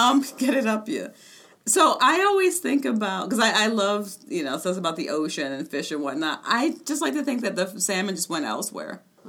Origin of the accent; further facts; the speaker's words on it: Mid-Atlantic, United States; I'm from the Mid-Atlantic